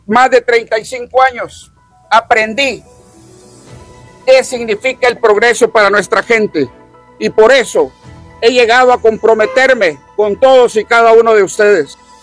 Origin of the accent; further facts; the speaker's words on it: El Salvador; moved away; also born or lived in United States; nosotros los salvadoreños, porque salvadoreños somos todos